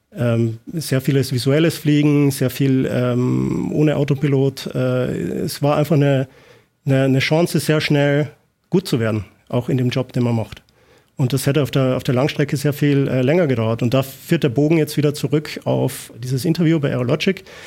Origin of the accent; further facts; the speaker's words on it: Austria; moved away; ich komme ursprünglich aus Österreich